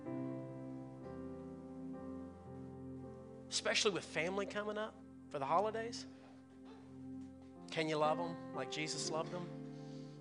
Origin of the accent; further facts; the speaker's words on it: the Bible Belt, United States; I grew up in the Bible Belt